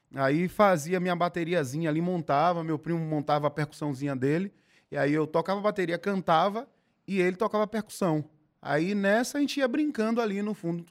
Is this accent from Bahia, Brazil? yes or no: yes; Salvador, Bahia, Brazil; eu fui nascido e criado em Piripiri, que é o subúrbio ferroviário aqui de Salvador